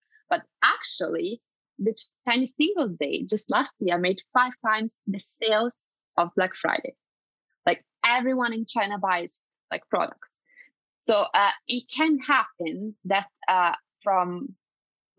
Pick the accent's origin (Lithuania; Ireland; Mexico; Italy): Italy; moved away; I'm originally from Italy. And I remember when I was a child that I used to kind of go and trick and treat.